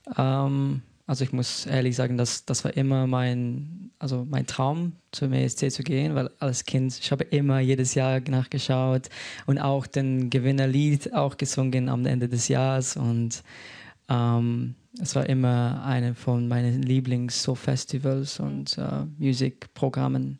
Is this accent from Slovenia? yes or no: yes; Slovenia; also born or lived in Solothurn, Switzerland; now in Berlin, Germany; Ursprünglich komme ich aus Slowenien